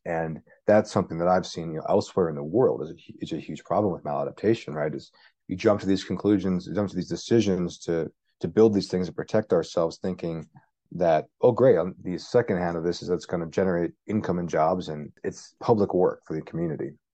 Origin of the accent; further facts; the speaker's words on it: Arizona, United States; also born or lived in Pittsburgh, Pennsylvania; I was born in Pittsburgh, but I grew up in Arizona, and I moved there when I was young